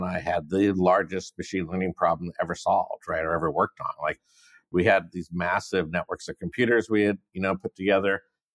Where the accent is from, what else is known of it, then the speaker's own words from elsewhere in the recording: San Diego, California, United States; now in San Francisco, United States; growing up in San Diego, it's warm here.